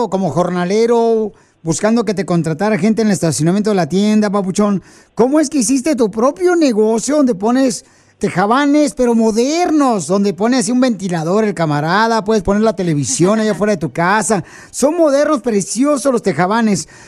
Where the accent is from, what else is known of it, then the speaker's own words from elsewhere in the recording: Lázaro Cárdenas, Michoacán, Mexico; now in Riverside, United States; De Michoacán, de Lázaro Cárdenas, de Michoacán.